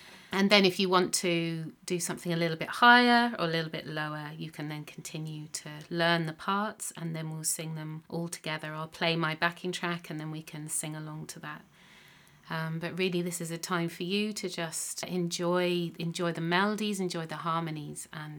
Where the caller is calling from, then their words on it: Munster, Ireland; I'm singing from County Clare in the southwest of Ireland, from my home